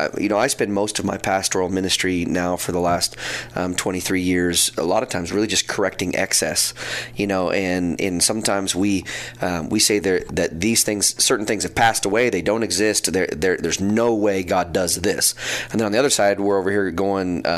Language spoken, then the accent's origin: English; Neosho, Missouri, United States; I was born and raised here in Neosho